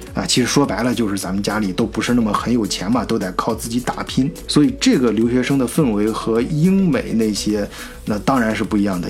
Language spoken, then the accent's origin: Chinese; China; moved away as an adult; also born or lived in Germany; 我们中国人